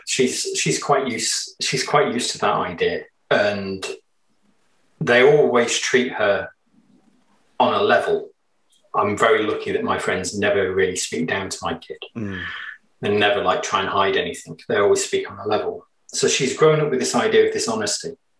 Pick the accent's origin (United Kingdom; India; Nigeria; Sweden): United Kingdom; England; we're English